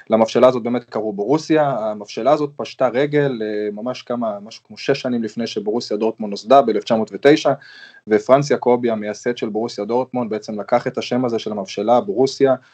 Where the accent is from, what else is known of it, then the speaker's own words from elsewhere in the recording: Germany; born there; אמנם ההיסטוריה שלי עם גרמניה יותר ארוכה, כי גם נולדתי פה